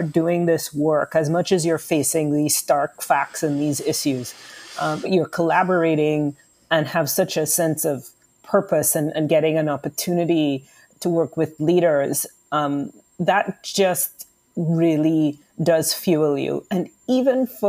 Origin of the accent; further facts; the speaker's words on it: Trinidad & Tobago; moved away; I'm originally from the Caribbean, from Trinidad and Tobago